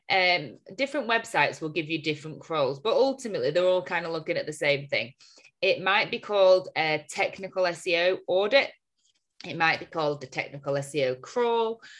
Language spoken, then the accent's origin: English; Chorley, North West England, United Kingdom; we are from Chorley, see.